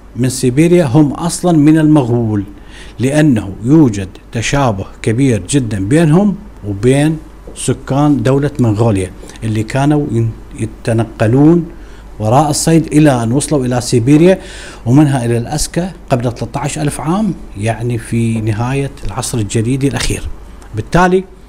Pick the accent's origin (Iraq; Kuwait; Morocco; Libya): Iraq; عندنا في العراق